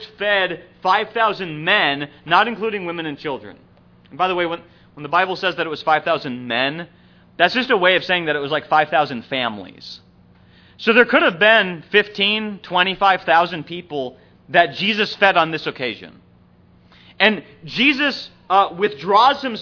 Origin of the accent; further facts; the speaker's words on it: Minnesota, United States; growing up in Minnesota